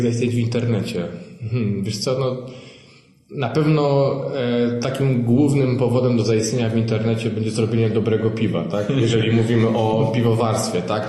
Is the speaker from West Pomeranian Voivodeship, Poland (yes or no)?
yes; West Pomeranian Voivodeship, Poland; Pochodzę z miejscowości w województwie zachodniopomorskim